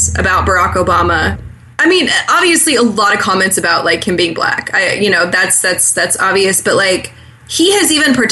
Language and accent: English; Northwest Arkansas, United States; moved away as an adult; also born or lived in Mississippi; I grew up in Northwest Arkansas